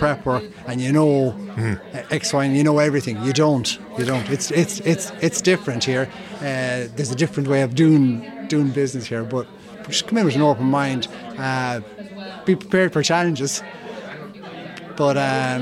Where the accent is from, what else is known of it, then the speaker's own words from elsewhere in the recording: Mayo, Connacht, Ireland; moved away as an adult; now in Sweden; I'm from Mayo, so there's a Mayo Galway rivalry there.